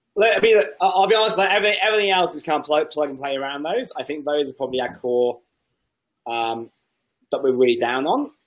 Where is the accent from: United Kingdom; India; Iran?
United Kingdom; England; I'm English